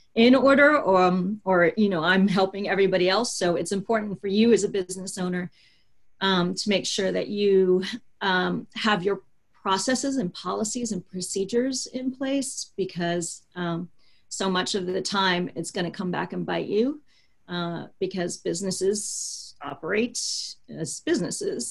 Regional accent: Baltimore, Maryland, United States; I am from Baltimore, Maryland

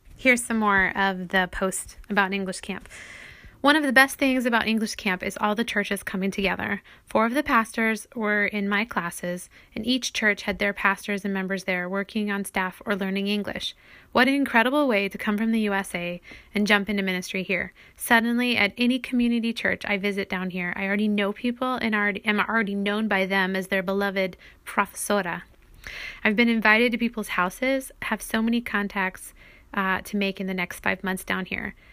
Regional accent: United States; moved away as an adult; also born or lived in Brazil; as an American

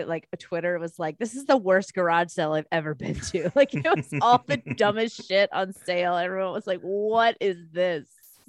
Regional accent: Midwest, United States; I'm from the Midwest

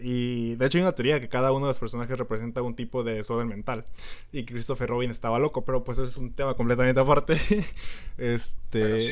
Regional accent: Mexico; como buenos mexicanos

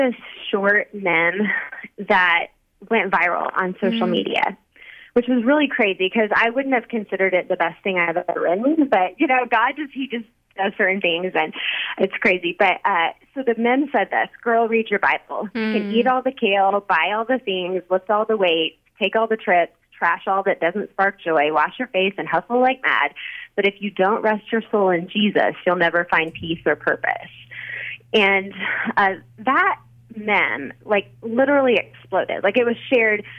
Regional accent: Wichita, Kansas, United States; moved away as an adult; also born or lived in Dallas, Texas; I moved from Dallas, Texas, back to my hometown of Wichita, Kansas, which is where I live right now

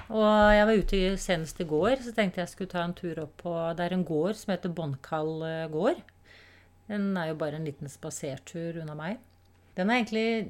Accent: Oslo, Norway; jeg vokste opp i Tante Ulriks vei

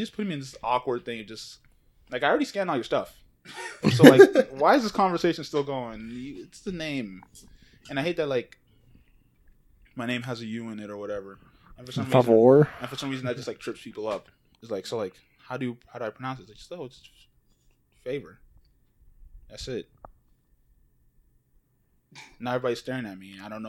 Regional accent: Nigeria; now in Houston, United States; "Oh, I'm from Nigeria."

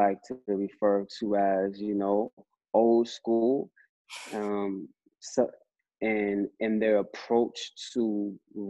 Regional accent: Atlantic City, New Jersey, United States; also born or lived in Brooklyn, New York; I was born in Brooklyn, New York, but I was raised in Atlantic City, New Jersey

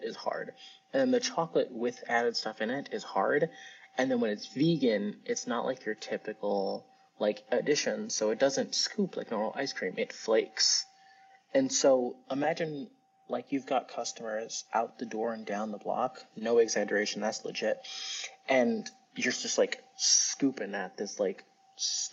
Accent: New York City, New York, United States; accent: New Yorkese; So I'm from Brooklyn. I'm from New York. So actually, in New Yorkese

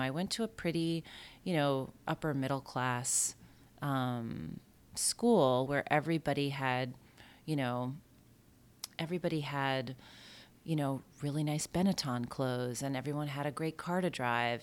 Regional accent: Bayport, New York, United States; I grew up, um, in Bayport on Long Island

